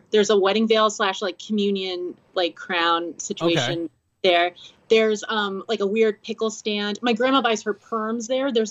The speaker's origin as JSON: {"language": "English", "town": "Stony Brook", "region": "New York", "country": "United States", "tie": "born or raised there", "moved": "yes", "lives_now": "Orange County, New York, United States", "said": "I was born in Stony Brook and we lived in Miller Place, but then we moved upstate"}